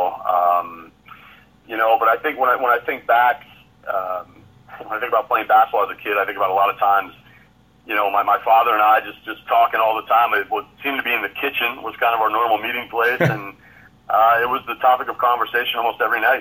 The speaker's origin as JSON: {"language": "English", "town": "Barre", "region": "Vermont", "country": "United States", "tie": "born or raised there", "also_born_or_lived": "Plattsburgh, New York", "moved": "as an adult", "lives_now": "Moncton, Canada", "said": "I was born in upstate New York, Plattsburgh, New York, to be exact. But I was raised in Barrie, Vermont, which is located in central Vermont. That's where I pretty much spent all my youth years growing up there."}